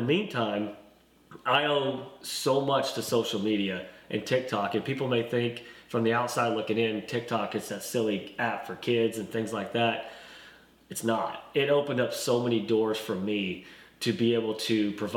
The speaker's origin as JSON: {"language": "English", "town": "Sallisaw", "region": "Oklahoma", "country": "United States", "tie": "born or raised there", "moved": "as an adult", "lives_now": "Arkansas, United States", "said": "I am from a small town in eastern Oklahoma called Salisaw, right off I-40. It's a McDonald's, as a lot of people know it by. And I grew up there"}